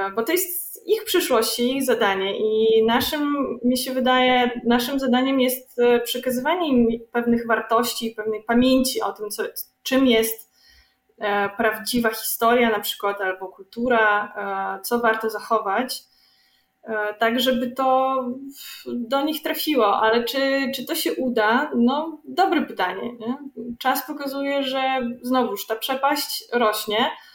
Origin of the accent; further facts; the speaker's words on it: Belarus; my Białorusini